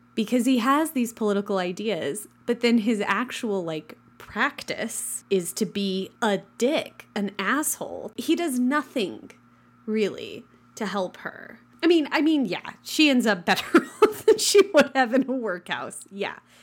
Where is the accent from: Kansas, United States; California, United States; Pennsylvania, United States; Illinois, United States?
Kansas, United States; western; the first one that got built in my hometown